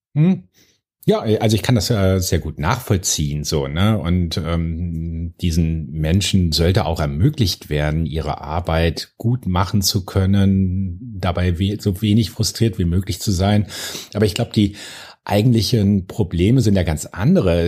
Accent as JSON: {"language": "German", "town": "Bonn", "region": "North Rhine-Westphalia", "country": "Germany", "tie": "born or raised there", "said": "ich komme aus Bonn"}